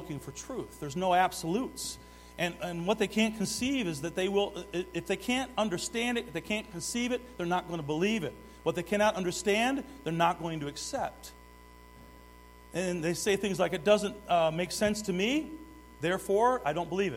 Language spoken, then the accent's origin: English; Detroit, Michigan, United States; I grew up in Detroit